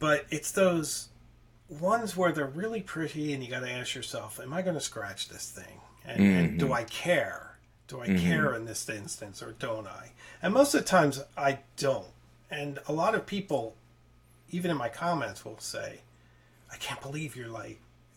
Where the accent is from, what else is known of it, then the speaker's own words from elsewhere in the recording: Philadelphia, Pennsylvania, United States; I'm from Philadelphia.